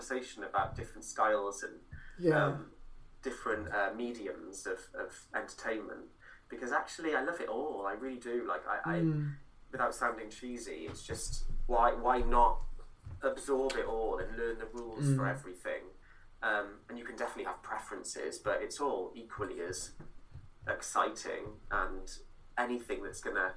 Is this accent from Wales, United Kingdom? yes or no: yes; Cardiff, Wales, United Kingdom; I'm from Splott